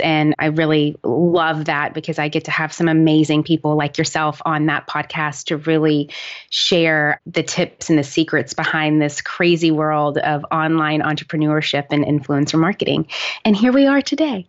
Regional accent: Nashville, Tennessee, United States; moved away as an adult; also born or lived in New York City; I'm originally from Nashville, Tennessee

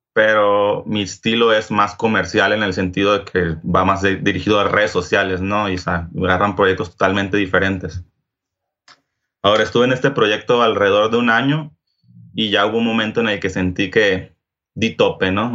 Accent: Culiacán, Sinaloa, Mexico; yo soy de Culiacán, Sinaloa

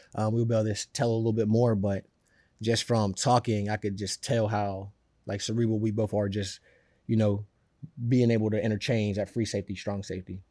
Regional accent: Pittsburgh, Pennsylvania, United States; now in New York, United States; I'm from Pittsburgh

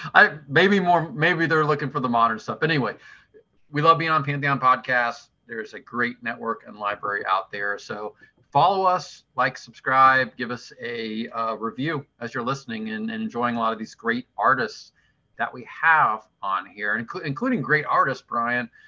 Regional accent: southwestern Ohio, United States; I grew up in southwestern Ohio

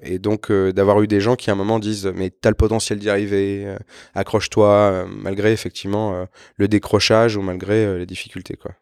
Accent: Évry, Île-de-France, France; moved away as an adult; je suis né à Évry, j'ai passé quasiment 25 ans là-bas

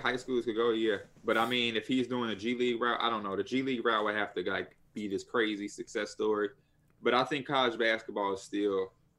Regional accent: Houston, Texas, United States; Oh, I'm from Houston, so I'm considered.

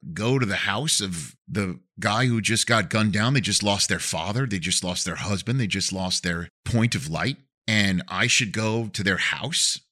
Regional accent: New York City, New York, United States; accent: New York; moved away; my hometown newspaper, the Staten Island Advance

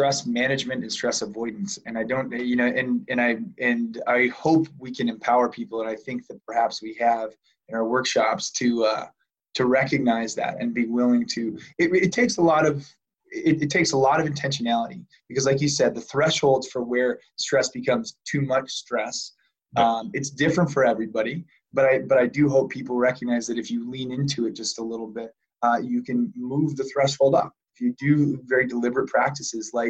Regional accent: Chicago, Illinois, United States; I'm from Chicago.

